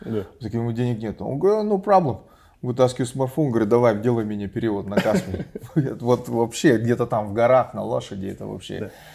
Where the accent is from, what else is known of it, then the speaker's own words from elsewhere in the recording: Kazakhstan; moved away; я казах